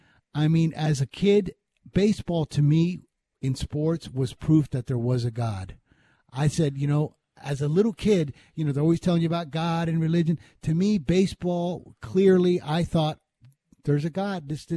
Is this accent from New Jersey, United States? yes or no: no; Las Vegas, Nevada, United States; also born or lived in Hialeah, Florida; I grew up in Vegas, but there was a period when my parents and I had to move back to Florida in Hialeah for 4 years.